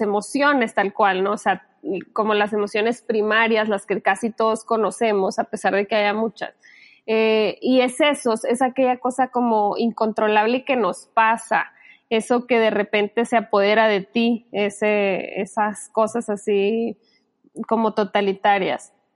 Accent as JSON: {"language": "Spanish", "region": "Sinaloa", "country": "Mexico", "tie": "born or raised there", "moved": "yes", "said": "yo me crié en Sinaloa y allá a lo chido que decimos aquí en México como padre, se le dice chilo"}